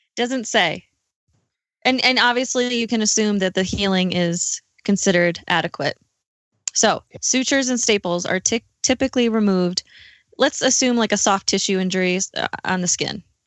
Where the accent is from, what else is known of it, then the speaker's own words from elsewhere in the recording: New York, United States; moved away as an adult; also born or lived in Milwaukee, Wisconsin; now in Denver, United States; I am originally from New York